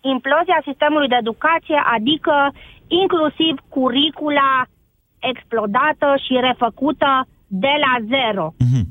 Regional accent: Oradea, Bihor County, Romania; sunt din Oradea mai exact

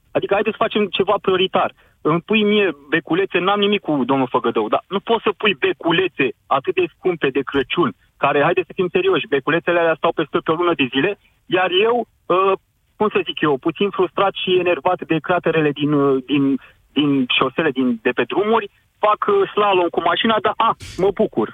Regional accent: Constanța, Constanța County, Romania; orașul meu natal, unde, unde de altfel și sunt și locuiesc

